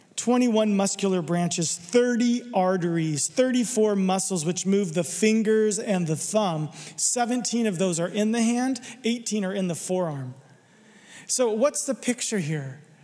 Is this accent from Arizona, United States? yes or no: yes; Arizona, United States; I'm from Arizona, there's no water there. We don't do water. I didn't learn to swim till I was 12, seriously.